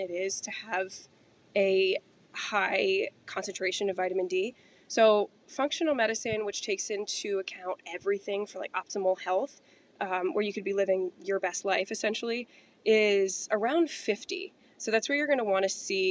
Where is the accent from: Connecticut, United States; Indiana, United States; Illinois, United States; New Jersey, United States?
Connecticut, United States; We're from Connecticut, so we get a lot of heavy winters